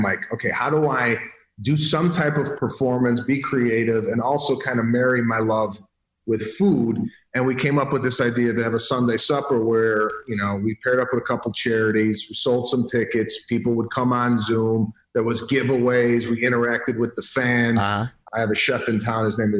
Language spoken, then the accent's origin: English; Chicago, Illinois, United States; We're from Chicago.